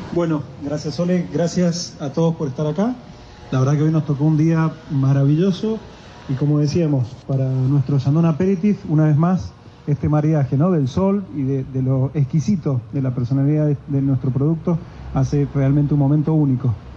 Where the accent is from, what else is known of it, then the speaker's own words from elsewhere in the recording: Argentina; como buenos argentinos que somos